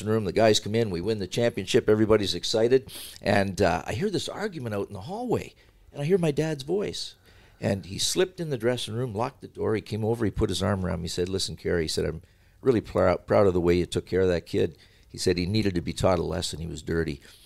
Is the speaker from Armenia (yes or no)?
no; Canada; I'm a Canadian